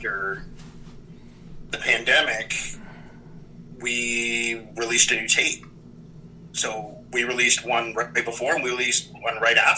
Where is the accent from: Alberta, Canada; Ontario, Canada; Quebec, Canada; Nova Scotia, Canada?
Ontario, Canada; Niagara; I grew up in Niagara.